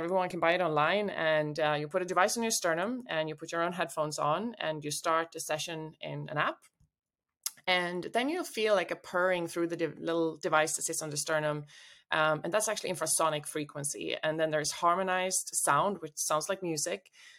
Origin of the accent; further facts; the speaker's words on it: Sweden; English is a second language; I'm from Sweden originally. I've lived in 6 countries, speak 4 languages.